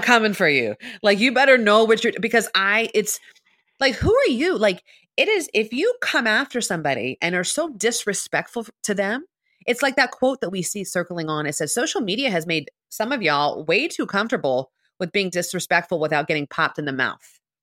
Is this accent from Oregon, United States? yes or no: no; Philadelphia, Pennsylvania, United States; I'm from Philly